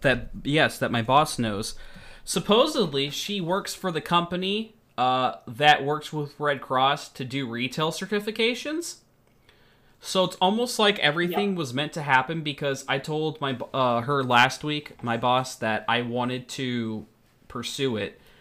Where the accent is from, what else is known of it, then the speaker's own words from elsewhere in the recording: United States; moved away; I'm American.